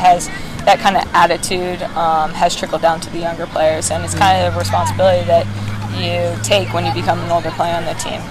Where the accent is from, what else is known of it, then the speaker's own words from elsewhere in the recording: Basking Ridge, New Jersey, United States; moved away as an adult; now in Portland, United States; coming back here to my hometown